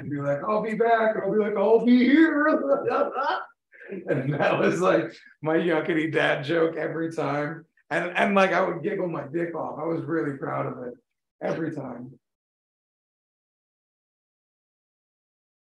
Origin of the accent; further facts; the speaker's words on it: Florida, United States; moved away as an adult; I'm from Florida